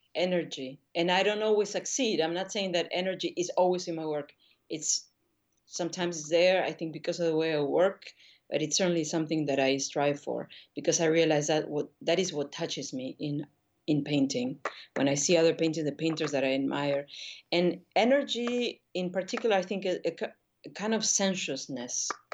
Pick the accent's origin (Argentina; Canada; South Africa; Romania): Argentina; Buenos Aires; moved away as an adult; also born or lived in New York; now in Paris, France; I grew up in Argentina